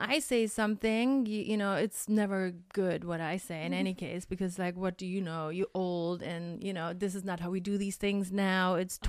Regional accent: Germany; English is a second language; And yes, we're potato heads from Germany, so we have different kind of potatoes.

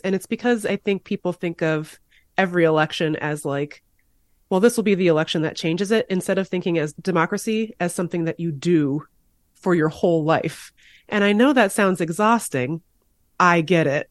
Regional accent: Seattle, Washington, United States; moved away as an adult; now in Washington, D.C., United States; I moved from Seattle in two thousand ten, so it's been, you know, thirteen years for me, but I grew up there, obviously. And I think, uh, but I, and I live in D C now

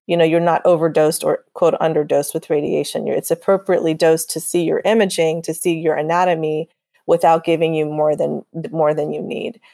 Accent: Texas, United States; also born or lived in overseas; I was born overseas, but I grew up in Texas, so I consider myself a Texan

